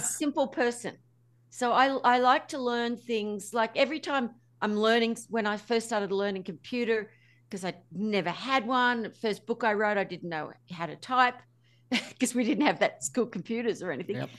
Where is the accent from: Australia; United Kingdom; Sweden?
Australia; I'm Australian